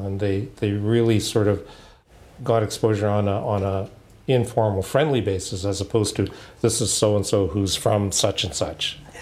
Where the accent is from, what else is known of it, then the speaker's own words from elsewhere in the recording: Halifax, Nova Scotia, Canada; I grew up in Halifax